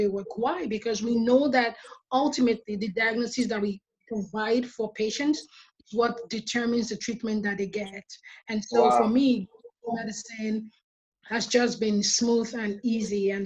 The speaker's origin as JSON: {"language": "English", "country": "Nigeria", "tie": "born or raised there", "moved": "as an adult", "lives_now": "Detroit, United States", "said": "growing up in Nigeria, one thing I liked about it was the community that we had"}